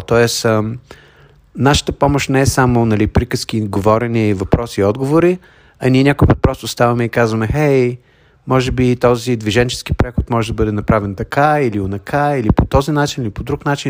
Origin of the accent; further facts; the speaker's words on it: Bulgaria; now in United States; Аз съм българин, въпреки че живея от 33 години в Съединените щати